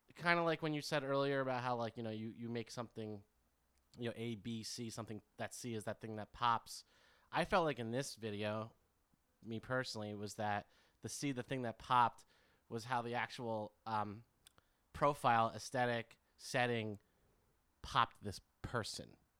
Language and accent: English; United States